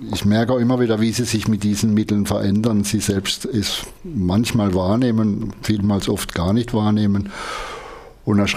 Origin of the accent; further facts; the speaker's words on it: Freiburg, Baden-Württemberg, Germany; ich bin 1951 in Freiburg geboren, wohne jetzt allerdings ein bisschen außerhalb von Freiburg, ein kleines bisschen in die nördliche Richtung, bin aber noch Freiburger